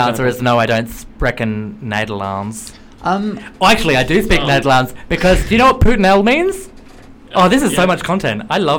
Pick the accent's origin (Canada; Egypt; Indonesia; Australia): Australia; moved away as an adult; also born or lived in Kilburn, London; now in London, United Kingdom; I'm from Australia, and so, like, as an Australian